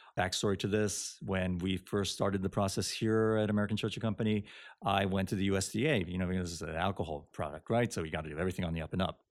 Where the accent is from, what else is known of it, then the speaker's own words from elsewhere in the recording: Japan; now in United States; I'm Japanese and I read Japanese